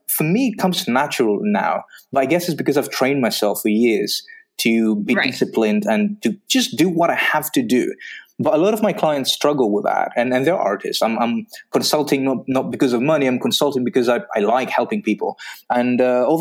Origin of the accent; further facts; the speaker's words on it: Greece; moved away as an adult; also born or lived in Belgium; So I'm from Greece